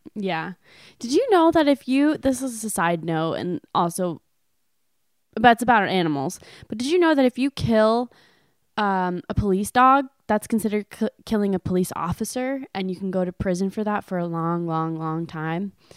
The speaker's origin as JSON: {"language": "English", "region": "California", "country": "United States", "moved": "yes", "said": "I was from California"}